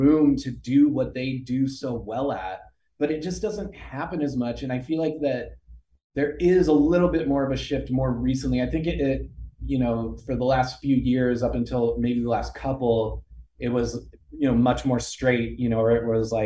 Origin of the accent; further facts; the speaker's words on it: Colorado, United States; now in Los Angeles, United States; I grew up in Colorado